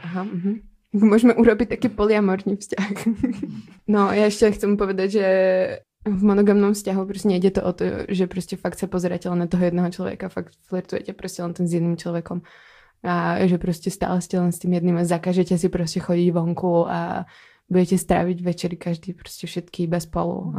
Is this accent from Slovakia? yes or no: yes; Slovakia; moved away; Já jsem ze Slovenska.